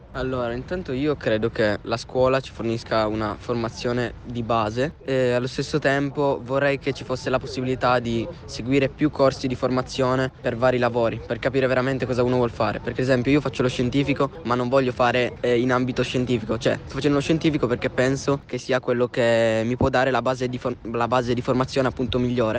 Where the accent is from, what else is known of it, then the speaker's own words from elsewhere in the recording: Rivalta di Torino, Piedmont, Italy; vengo da Rivalta